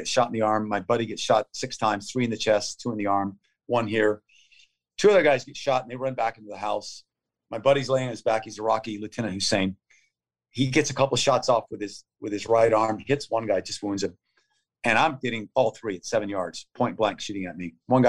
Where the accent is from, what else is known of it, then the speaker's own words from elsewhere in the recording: United States; I'm an American.